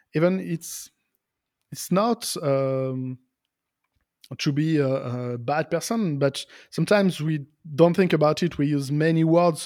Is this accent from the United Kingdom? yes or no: no; Lyon, Auvergne-Rhône-Alpes, France; English is a second language; in my hometown, in Lyon